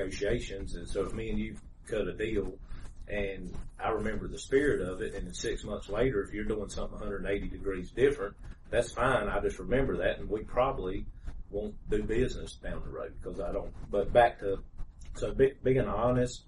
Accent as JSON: {"language": "English", "town": "Greensboro", "region": "North Carolina", "country": "United States", "tie": "born or raised there", "said": "I was born and raised here in Greensboro"}